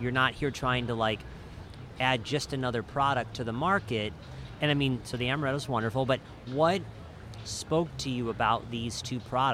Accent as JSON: {"language": "English", "region": "southern Midwest", "country": "United States", "said": "For those of us from the southern Midwest, we'll say marmalade."}